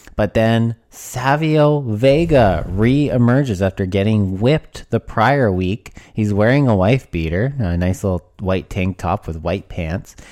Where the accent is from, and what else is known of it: Canada